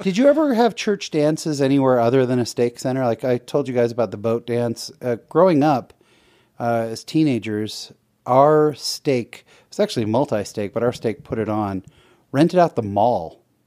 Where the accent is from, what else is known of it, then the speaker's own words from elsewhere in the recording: San Jose, California, United States; I grew up in San Jose, California.